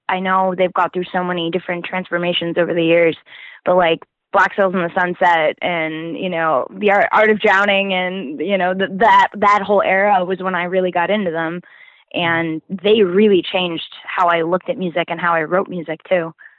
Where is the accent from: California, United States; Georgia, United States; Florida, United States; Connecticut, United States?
Florida, United States; moved away; I'm originally from Florida